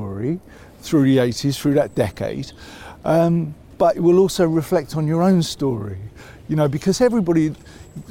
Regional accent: London, United Kingdom; when I say I grew up in North London, I grew up in Islington

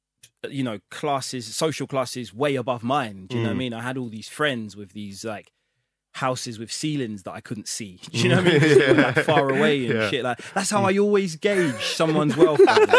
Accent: London, United Kingdom; I grew up in the ends. I grew up in Hackney. I still live there now.

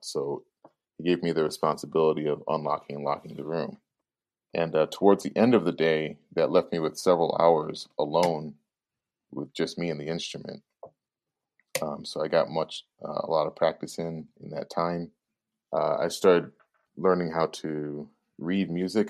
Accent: Chicago, Illinois, United States; was born and bred in Chicago, from Chicago's inner city

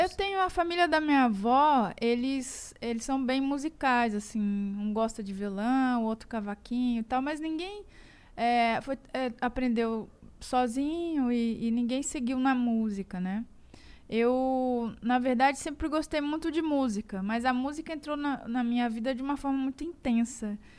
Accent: Minas Gerais, Brazil; now in São Paulo, Brazil; eu, como uma boa mineira

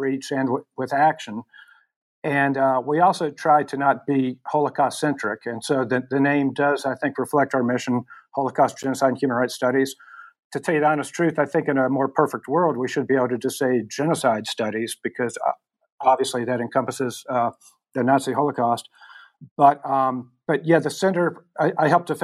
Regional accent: the South, United States; my growing up in the South in the United States in the 60s and 70s

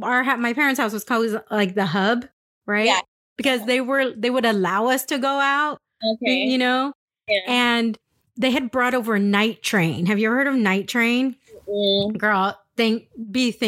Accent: San Diego, California, United States; moved away as an adult; also born or lived in Albuquerque, New Mexico / Chandler, Arizona / Dallas, Texas; I grew up in San Diego.

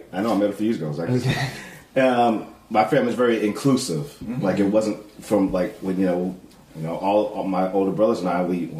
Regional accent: California, United States; moved away as an adult; growing up on the West Coast, I grew up in California, where it's extremely diverse

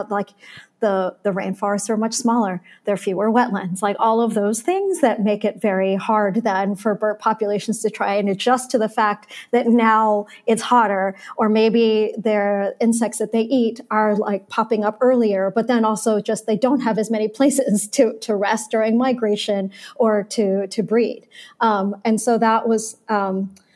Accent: Baltimore, Maryland, United States; also born or lived in South Florida; now in New York, United States; summers as a kid in Baltimore

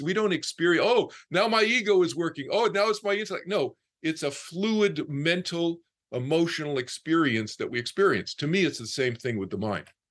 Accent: Boston, Massachusetts, United States; I was from Boston, I was from the East Coast.

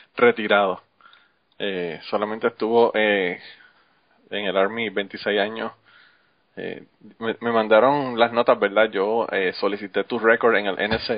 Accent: Utuado, Puerto Rico; moved away as an adult; now in United States; Yo soy Utuado.

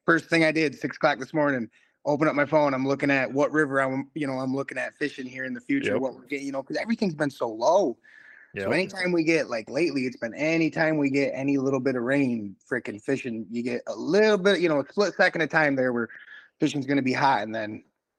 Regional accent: Kent City, Michigan, United States; now in Muskegon, United States; So, you know, like you said … I'm originally from Kent City. I live out here in Muskegon now.

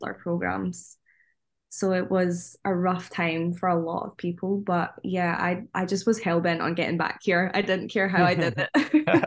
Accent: Scotland, United Kingdom; moved away as an adult; us as Scottish people or Northern Irish people or Welsh people

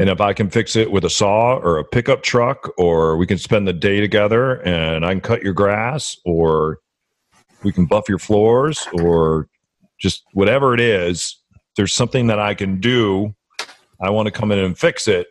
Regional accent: Midwest, United States; also born or lived in New Orleans; now in Seattle, United States; I was born in the Midwest

